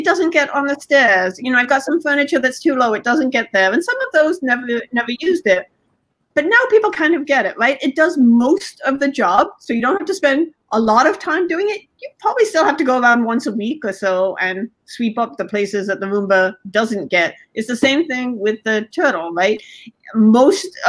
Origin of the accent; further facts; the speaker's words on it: England, United Kingdom; I was born in England